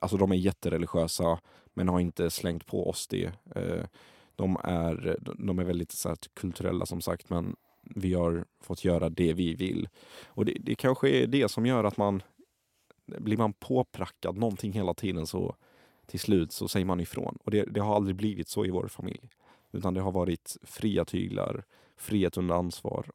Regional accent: Kallinge, Blekinge, Sweden; also born or lived in Iraq; Jag upplevde min barndom i, i Kallinge jag blev människa igen i Kallinge. Och, eh, varför Kallinge blev det absolut bästa stället, utöver att jag växte upp där

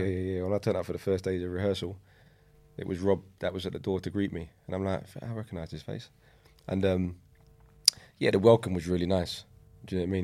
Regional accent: London, United Kingdom; I grew up in East London, um, on a, on a state

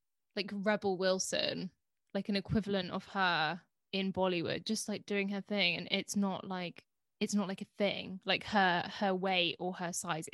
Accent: United Kingdom; being British

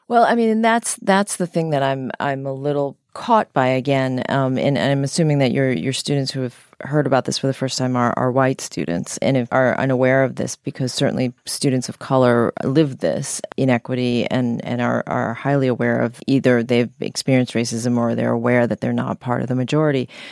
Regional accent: United States; I grew up as a minority in the United States

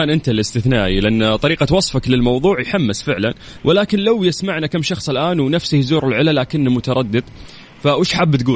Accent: Tabuk, Tabuk Province, Saudi Arabia; من تبوك

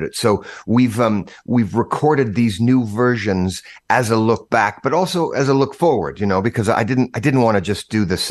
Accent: Boise, Idaho, United States; my hometown in Boise, Idaho

